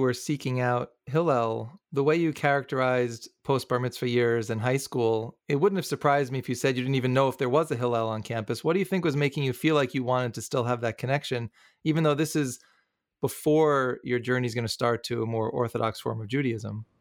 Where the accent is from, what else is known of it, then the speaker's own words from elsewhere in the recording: New York, United States; growing up in New York